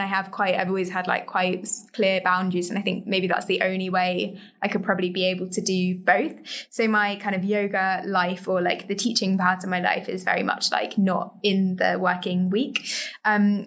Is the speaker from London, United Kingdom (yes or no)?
yes; London, United Kingdom; also born or lived in Cambridge; I grew up just in the East End of London, so near like Woolgate East kind of area